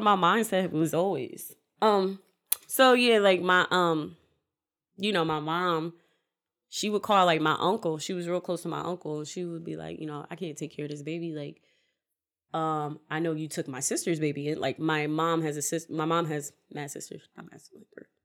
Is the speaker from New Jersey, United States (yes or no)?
yes; Newark, New Jersey, United States; moved away; also born or lived in Willingboro, New Jersey; I'm originally, I was born in Newark